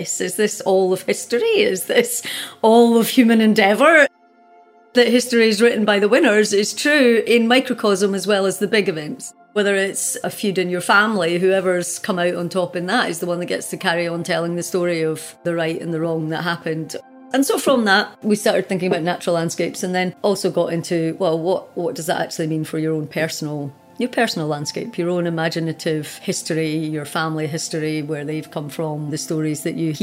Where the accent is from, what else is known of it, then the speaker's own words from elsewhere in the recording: Scotland, United Kingdom; also born or lived in Utah, United States; I am Scottish and I am cooking in Scotland and I do draw on traditional Scottish recipes, some of which were cooked by my grandmother when I was a child